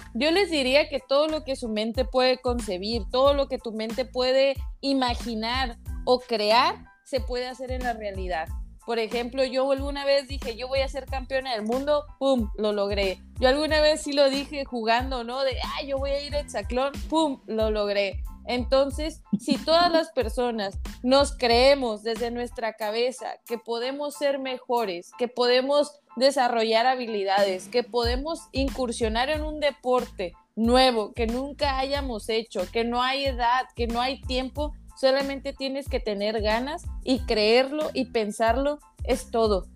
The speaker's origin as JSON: {"language": "Spanish", "country": "Mexico", "said": "como buena mexicana"}